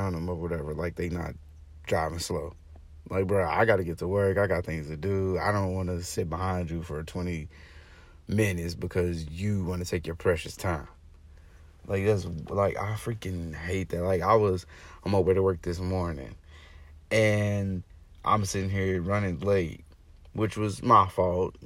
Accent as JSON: {"language": "English", "region": "Arkansas", "country": "United States", "moved": "yes", "lives_now": "Florida, United States", "said": "Originally, I'm from Arkansas"}